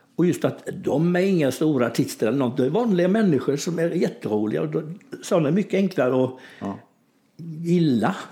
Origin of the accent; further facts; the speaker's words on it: Kalv, Västra Götaland, Sweden; i min hemby då som heter Kalv, där jag är född